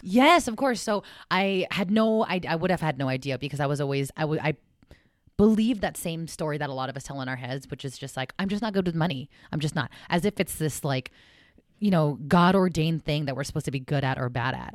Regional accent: South San Francisco, California, United States; I was born and raised in South San Francisco, California, full Filipina

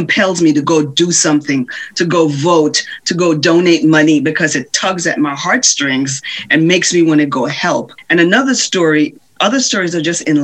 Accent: Jamaica; Growing up in Jamaica, we didn't have a television

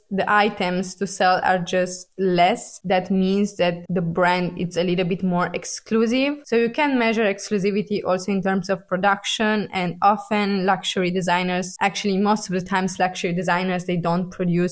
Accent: Italy; I'm from Italy

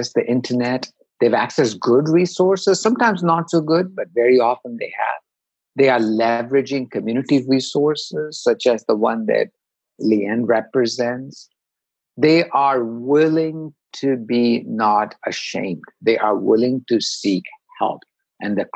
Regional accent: India; moved away as an adult; now in United States; I grew up in India

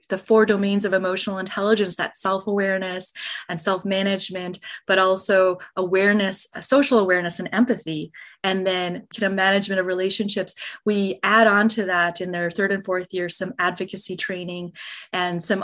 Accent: Minnesota, United States; now in Arizona, United States; We're both originally from Minnesota

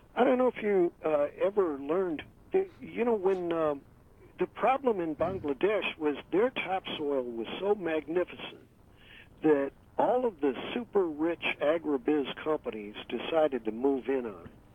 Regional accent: St. Louis, Missouri, United States; I was raised in St. Louis

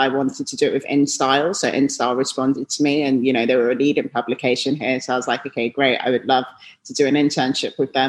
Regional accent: London, United Kingdom; moved away as an adult; now in New York, United States; I grew up in London

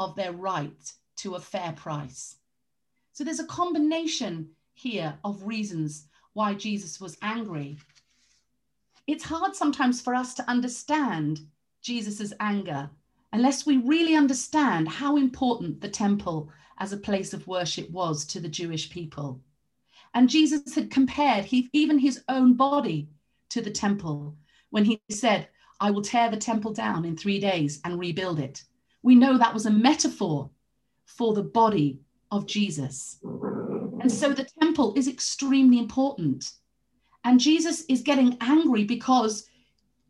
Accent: London, United Kingdom; moved away; I grew up partly in London

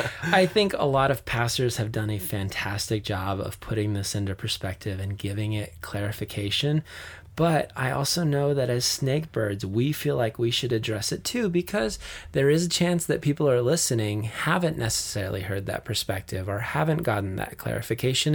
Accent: Flagstaff, Arizona, United States; growing up in Flagstaff in the mountains

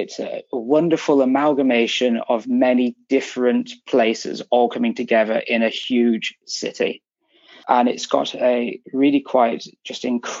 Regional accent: England, United Kingdom; No, I'm English. I grew up in England

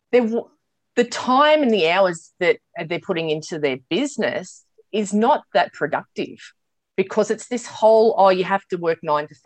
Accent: Sydney, New South Wales, Australia; also born or lived in New Zealand; I am in Sydney, mm. born and bred in Sydney. I did do a year living in New Zealand

